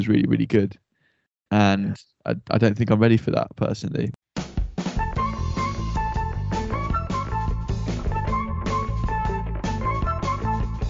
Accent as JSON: {"language": "English", "region": "England", "country": "United Kingdom"}